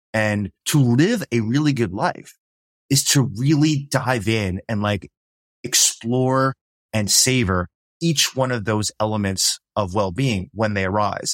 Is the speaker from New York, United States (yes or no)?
yes; New York City, New York, United States; I grew up in New York City